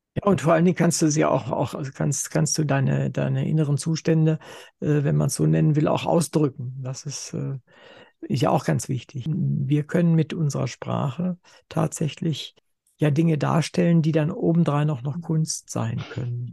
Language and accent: German; Wolfenbüttel, Lower Saxony, Germany; ich komme ja aus Wolfenbüttel